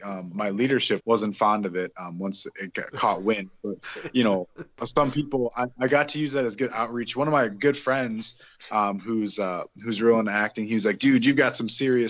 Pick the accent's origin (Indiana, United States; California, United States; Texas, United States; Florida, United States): Indiana, United States; Northwest; moved away; I grew up in Northwest Indiana